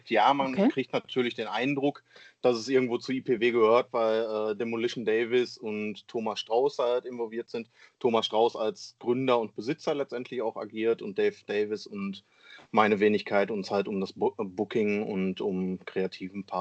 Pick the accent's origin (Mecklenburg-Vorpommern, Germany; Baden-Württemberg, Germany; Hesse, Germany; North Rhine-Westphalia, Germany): North Rhine-Westphalia, Germany; Essen; wenn wir zum Beispiel in meiner Heimatstadt hier in Essen veranstalten wollen würden.